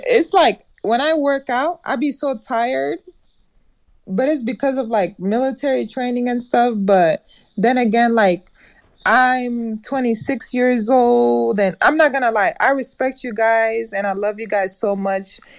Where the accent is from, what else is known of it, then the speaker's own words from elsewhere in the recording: Nebraska, United States; also born or lived in East Africa; now in Texas, United States; I'm from East Africa, but I've, I grew up here in America since I was eight years old